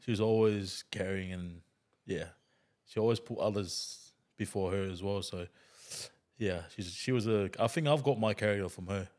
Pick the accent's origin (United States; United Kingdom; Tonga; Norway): Tonga; English is a second language; moved away as an adult; also born or lived in New Zealand; when I was a kid, I grew up in Tonga